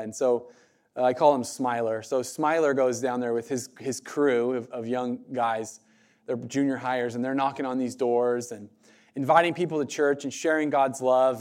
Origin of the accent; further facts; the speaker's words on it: United States; American Christians